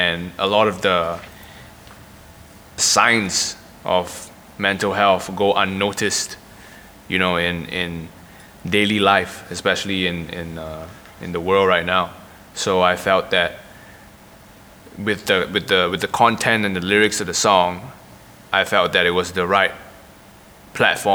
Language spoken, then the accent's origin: English; Singapore; I'm a rapper that's born and raised in Singapore